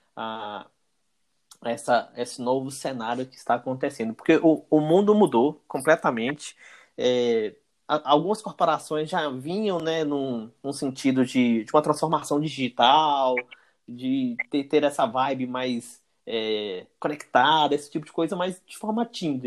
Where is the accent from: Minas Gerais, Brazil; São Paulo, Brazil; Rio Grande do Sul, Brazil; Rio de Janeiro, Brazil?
Minas Gerais, Brazil; João Monlevade; eu sou natural da cidade de João Molevade, interior de Minas, natural e residente de João Molevade